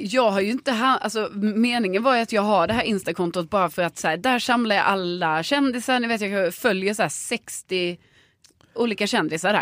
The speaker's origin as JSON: {"language": "Swedish", "town": "Lund", "region": "Skåne", "country": "Sweden", "tie": "born or raised there", "moved": "yes", "said": "hemma i Lund"}